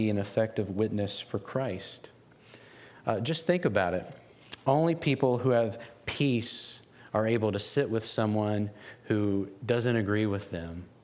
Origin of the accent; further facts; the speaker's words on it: West Virginia, United States; As someone who was born and raised in West Virginia, in this region, I grew up about 40 minutes from here.